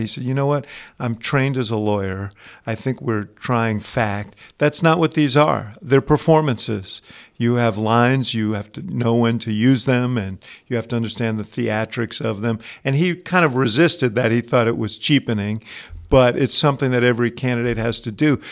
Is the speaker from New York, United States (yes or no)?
yes; New York City, New York, United States; my hometown of New York City